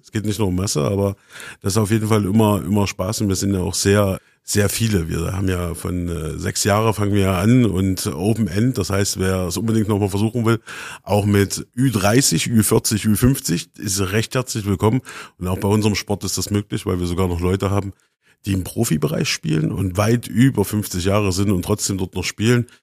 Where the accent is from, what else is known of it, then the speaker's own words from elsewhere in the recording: Erfurt, Thuringia, Germany; wir sind halt auch so ein bisschen heimatverbunden, wir wollen halt auch ein bisschen Tradition hier, wir fühlen uns äh, als Erfurter, als Thüringer